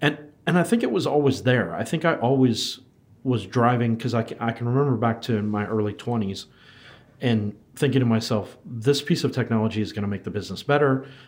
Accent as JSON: {"language": "English", "country": "United States", "moved": "as an adult", "lives_now": "Wellington, New Zealand", "said": "so you can tell by my terrible accent that I'm not originally from New Zealand, but I've been here in New Zealand in Wellington for the last 7 years. Came over from the United States"}